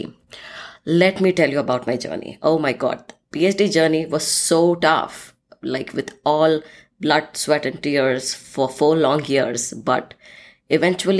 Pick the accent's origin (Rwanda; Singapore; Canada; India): India; moved away as an adult; also born or lived in Scotland; now in United States; I'm originally from India and currently living in the United States for the past 7